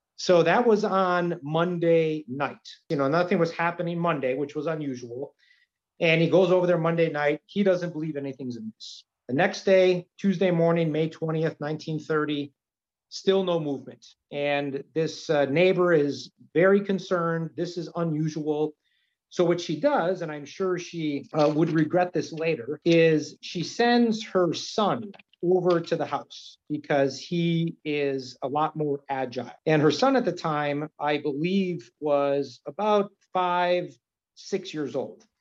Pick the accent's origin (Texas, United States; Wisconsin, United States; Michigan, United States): Wisconsin, United States; Milwaukee; now in Green Bay, United States; I'm a transplant from Milwaukee, so I didn't grow up in in Green Bay